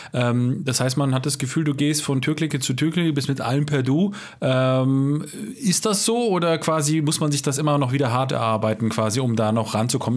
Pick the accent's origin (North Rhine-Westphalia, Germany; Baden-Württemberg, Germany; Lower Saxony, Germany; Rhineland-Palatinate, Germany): Baden-Württemberg, Germany; accent: Alemannic; Ich komme ja selber aus dem Badenländle, ja. Ich bin sogar Alemannisch